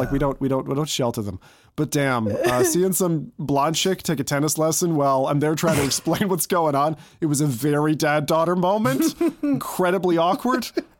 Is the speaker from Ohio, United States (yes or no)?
yes; Cleveland, Ohio, United States; born there; So I was born in Cleveland, Ohio. So I was born in Ohio in kind of Amish country type of thing, not to an Amish family